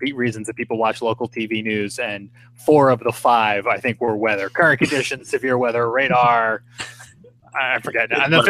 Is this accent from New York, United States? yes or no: yes; Smithtown, New York, United States; I'm from Smithtown.